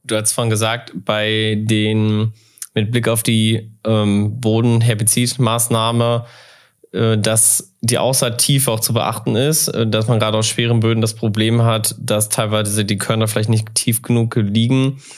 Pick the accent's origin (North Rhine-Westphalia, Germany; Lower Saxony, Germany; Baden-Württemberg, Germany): North Rhine-Westphalia, Germany; now in North Hesse, Germany; Ich bin nämlich auch ein Westfale, auch wenn ich jetzt in Nordhesse wohne